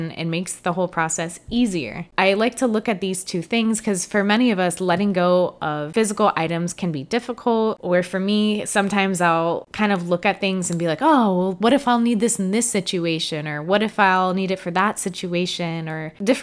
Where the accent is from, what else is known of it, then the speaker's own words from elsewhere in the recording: Florida, United States; I grew up and lived in Florida for most of my life